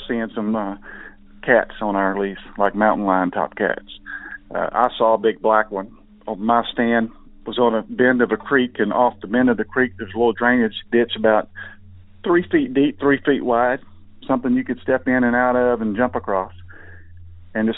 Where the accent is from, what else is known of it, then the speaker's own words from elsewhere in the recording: Northeast Texas, United States; I'm from Northeast Texas